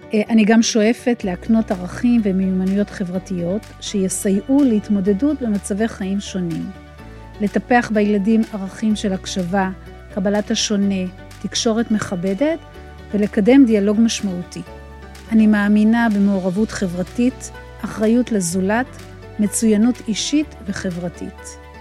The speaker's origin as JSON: {"language": "Hebrew", "country": "Israel", "tie": "born or raised there", "said": "אני גדלתי במושב"}